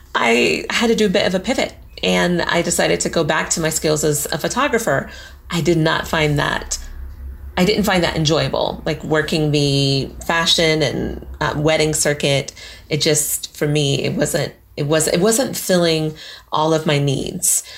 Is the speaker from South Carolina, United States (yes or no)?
no; Colorado, United States; moved away as an adult; also born or lived in New York; now in United Kingdom; What was it like growing up there? That was beautiful. Like going skiing, and we did a lot of stuff in the mountains because I was in Girl Scouts